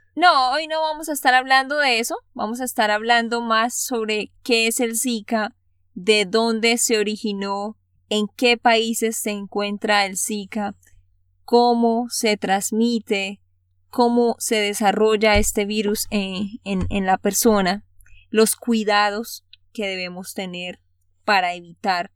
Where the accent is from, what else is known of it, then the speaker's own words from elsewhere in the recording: Santander, Colombia; de Santander, Colombia.